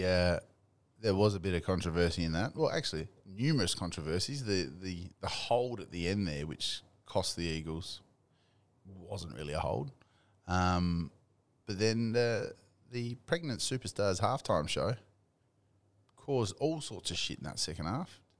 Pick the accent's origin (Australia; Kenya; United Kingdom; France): Australia; I'm Australian